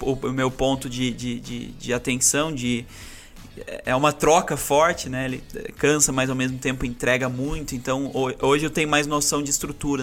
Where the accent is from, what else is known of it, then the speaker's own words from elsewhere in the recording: Aparecida, São Paulo, Brazil; moved away; also born or lived in Santa Catarina; Eu sou nascido em Aparecida